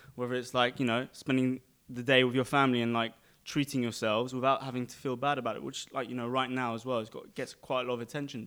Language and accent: English; London, United Kingdom; now in Dubai, United Arab Emirates; I was born in London, um, to Armenian pra, Armenian parents